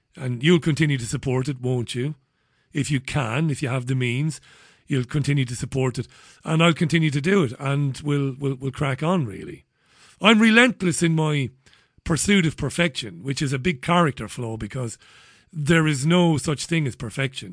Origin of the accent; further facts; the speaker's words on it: Ireland; moved away; also born or lived in Spain; I'm a Celtic, I'm an Irishman.